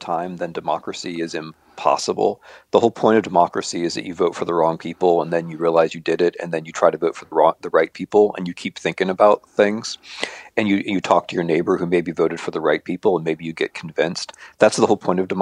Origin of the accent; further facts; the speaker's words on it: United States; I'm an American